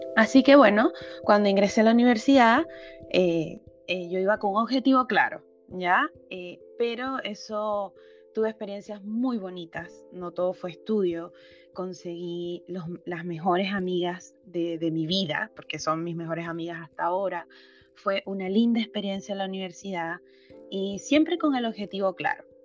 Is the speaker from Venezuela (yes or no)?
yes; Venezuela; moved away as an adult; now in Chile; jóvenes eh, que crecimos en Venezuela